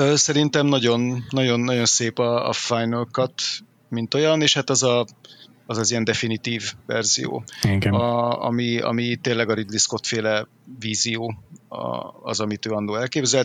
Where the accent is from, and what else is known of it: Hungary; born or raised there